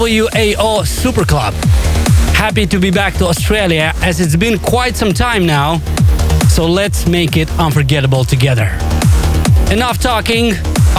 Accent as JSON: {"language": "English", "country": "Moldova", "said": "my home country of Moldova"}